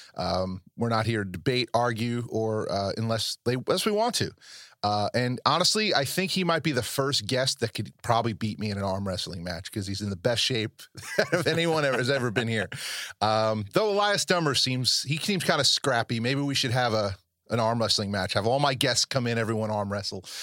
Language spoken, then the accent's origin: English; New York area, United States; I come from the New York area